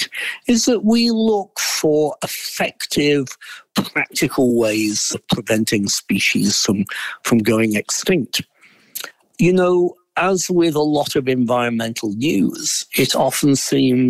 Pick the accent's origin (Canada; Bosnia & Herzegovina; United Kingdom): United Kingdom; Derbyshire, East Midlands; moved away as an adult; also born or lived in Oxford, England / Las Cruces, New Mexico; now in United States; I grew up in Derbyshire, which is the southern end of the Pennines.